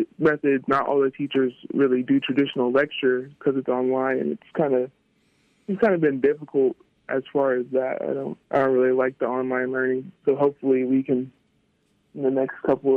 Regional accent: Texas, United States; moved away as an adult; I'm from Texas

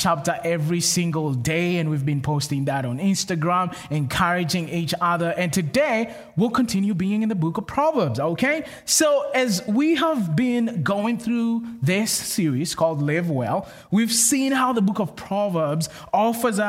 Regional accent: Kenya; moved away; I'm from Kenya, which is in Africa

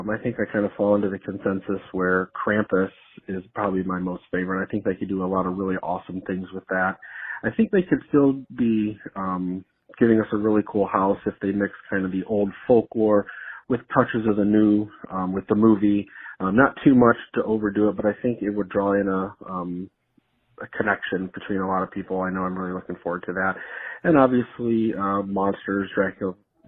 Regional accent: Northern Ohio, United States; now in Orlando, United States; I grew up in Northern Ohio, very close to Cedar Point

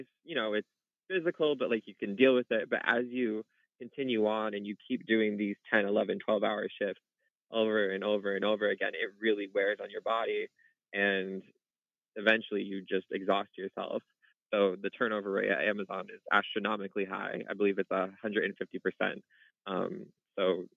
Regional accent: Connecticut, United States; moved away as an adult; now in New York, United States; I am originally from Connecticut

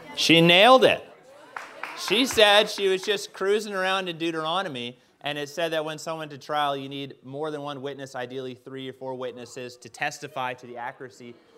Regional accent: Canada; I'm Canadian.

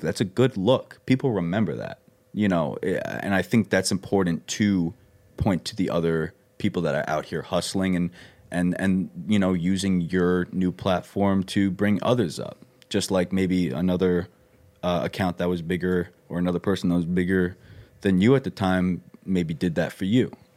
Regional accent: Long Island, New York, United States; moved away; I grew up on Long Island

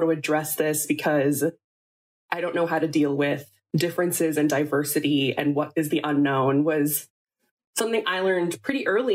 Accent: Long Island, New York, United States; moved away as an adult; now in Seattle, United States; I grew up in New York and I grew up on Long Island

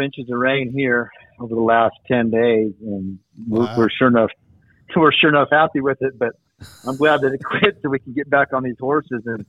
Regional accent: Peoria, Arizona, United States; I grew up in Peoria, Arizona, so just there northwest of Phoenix.

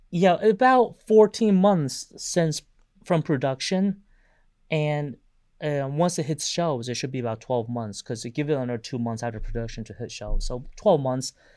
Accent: Taiwan; moved away; I was overseas in my home country of Taiwan

